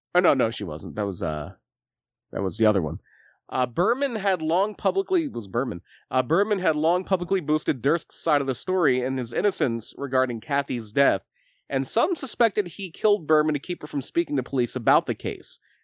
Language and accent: English; Lima, Pennsylvania, United States; I was born in Lima